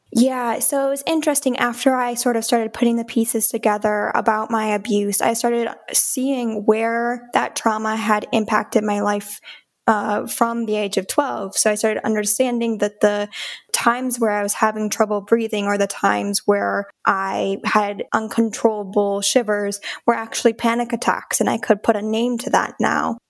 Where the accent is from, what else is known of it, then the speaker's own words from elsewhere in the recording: Okemos, Michigan, United States; now in Canton, United States; I grew up in Okemos, Michigan